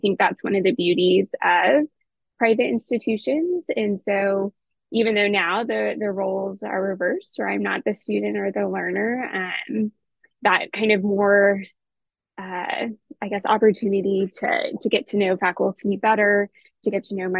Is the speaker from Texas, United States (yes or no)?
yes; Texas, United States; I'm from Texas originally